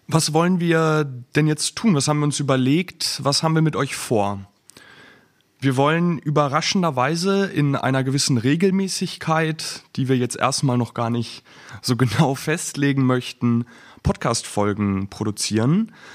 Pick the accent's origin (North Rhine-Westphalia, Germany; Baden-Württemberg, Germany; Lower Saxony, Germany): North Rhine-Westphalia, Germany; Bielefeld; moved away as an adult; now in Flensburg, Germany; ich bin 25 Jahre alt, ich komme aus Bielefeld ursprünglich